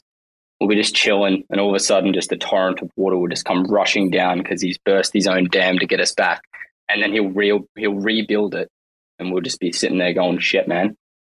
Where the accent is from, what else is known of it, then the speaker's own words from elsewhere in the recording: Australia; I'm Australian, homie.